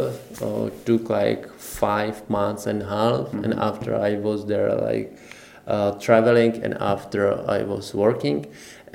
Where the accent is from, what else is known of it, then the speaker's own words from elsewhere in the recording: Czechia; English is a second language; also born or lived in Norway; I was from Czech Republic